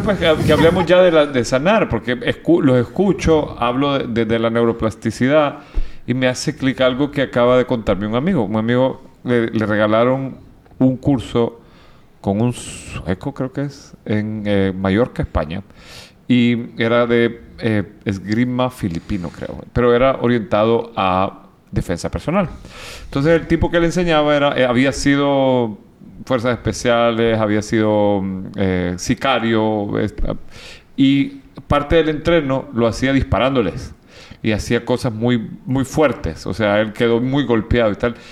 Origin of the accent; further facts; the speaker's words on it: El Salvador; Yo vengo de El Salvador, viví, o sea, yo en el 89 cuando estaban bautizando a mi hermano, atacaron, la guerrilla atacó la casa presidencial, yo estaba a dos, dos, cuadras